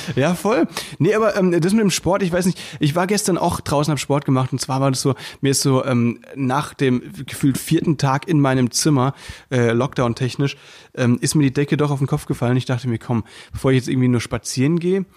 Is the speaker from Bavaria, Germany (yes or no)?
no; Müllheim, Baden-Württemberg, Germany; moved away; bei uns in Müllheim